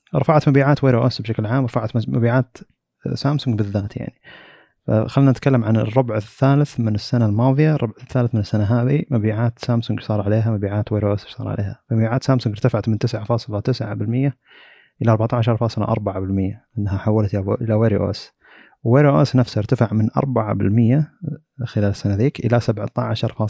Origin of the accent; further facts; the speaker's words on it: Saudi Arabia; عندنا في السعوديه